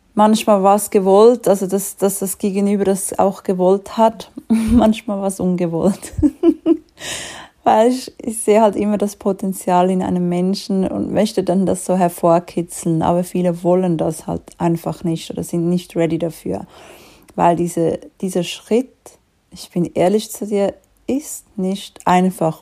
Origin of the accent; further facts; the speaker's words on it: Switzerland; wie du vielleicht schon ein bisschen raushörst, ich komme aus der Schweiz